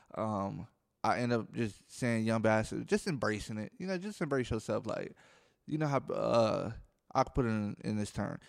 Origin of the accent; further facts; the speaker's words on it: Milwaukee, Wisconsin, United States; I'm from Milwaukee, Wisconsin, so if I say jack, that mean I'm ly-, I'm, I'm saying people lying.